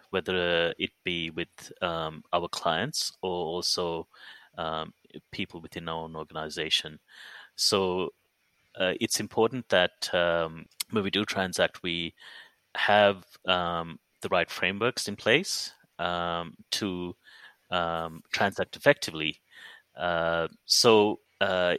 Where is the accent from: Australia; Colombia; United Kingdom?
Australia; Perth, Western Australia; born or raised there